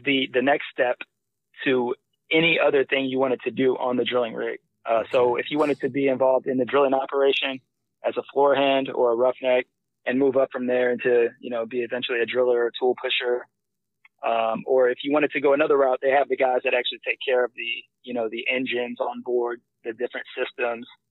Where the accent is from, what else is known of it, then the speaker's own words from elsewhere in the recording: Missouri City, Texas, United States; also born or lived in Nebraska; originally, I'm from Nebraska. Um, I I spent most of my childhood uh, in Missouri City.